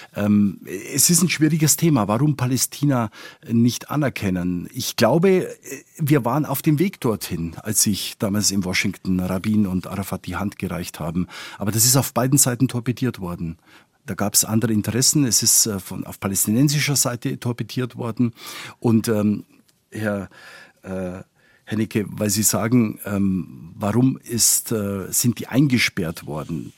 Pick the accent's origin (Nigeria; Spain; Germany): Spain; now in Tel Aviv, Israel; ich bin Spanier